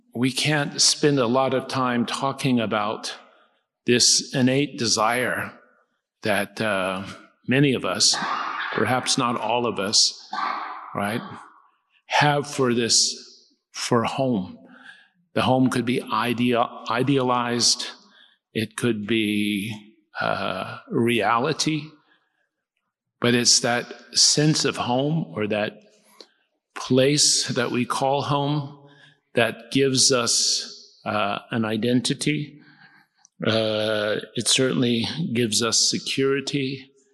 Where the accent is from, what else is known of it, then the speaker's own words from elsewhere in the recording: United States; Come from the United States